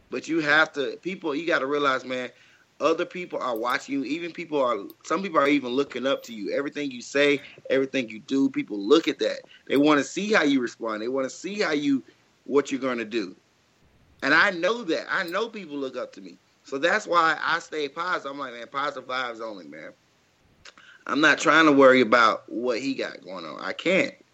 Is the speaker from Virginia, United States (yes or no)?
no; Jackson, Mississippi, United States; I grew up in Jackson, Mississippi. So like, unfortunately, y'all know like don't nobody really make it out of Mississippi anyway.